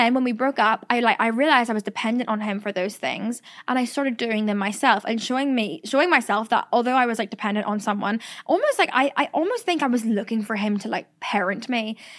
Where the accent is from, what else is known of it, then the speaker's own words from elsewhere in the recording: Ireland; accent: Irish; I've lost my accent so much and I hate it. Like every time I post a TikTok talking, everyone's like, where'd her Irish accent go? And like, obviously when I say shore or toil or myrrh or anything, that is very Irish still.